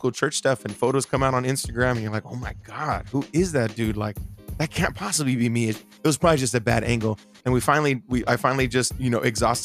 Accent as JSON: {"language": "English", "town": "Bakersfield", "region": "California", "country": "United States", "tie": "born or raised there", "moved": "yes", "said": "home this weekend or this last few days in Bakersfield, my hometown"}